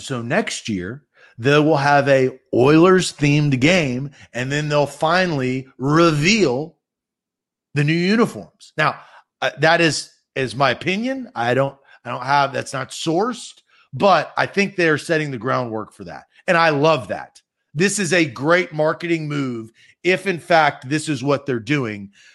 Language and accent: English; Nashville, Tennessee, United States; I was born and raised in Nashville